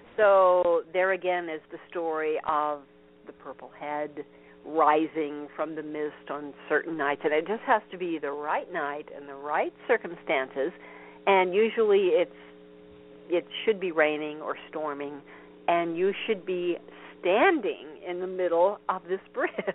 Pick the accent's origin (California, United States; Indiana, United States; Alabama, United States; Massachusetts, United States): Indiana, United States; Vincennes; near where I grew up, which huh. is uh, Vincennes, Indiana